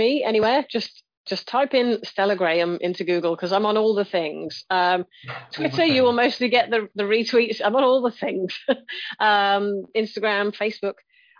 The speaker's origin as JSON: {"language": "English", "town": "Coventry", "region": "West Midlands", "country": "United Kingdom", "moved": "yes", "said": "because I'm from Coventry originally."}